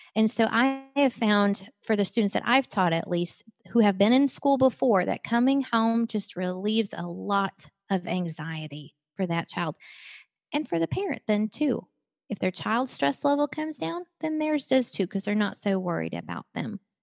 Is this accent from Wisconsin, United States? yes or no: yes; Wisconsin, United States; I grew up in Wisconsin